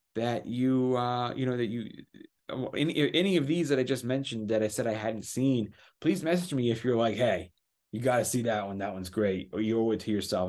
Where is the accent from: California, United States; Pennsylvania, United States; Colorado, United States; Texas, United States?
California, United States; Los Angeles; I was raised in Los Angeles, California